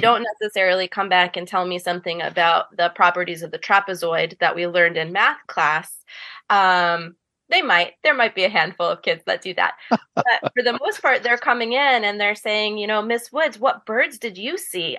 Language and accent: English; Ellsworth, Maine, United States; I grew up in Ellsworth, and I went through the Ellsworth public school system